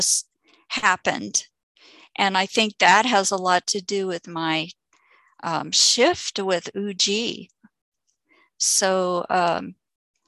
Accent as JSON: {"language": "English", "country": "Canada", "tie": "born or raised there", "also_born_or_lived": "Santa Cruz, United States", "moved": "yes", "lives_now": "Vancouver Island, Canada", "said": "And I'm returning to Canada. I was raised in Canada"}